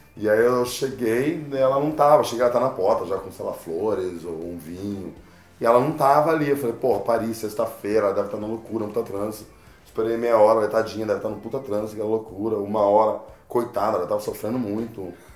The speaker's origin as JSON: {"language": "Portuguese", "country": "Brazil", "said": "Sou do Brasil"}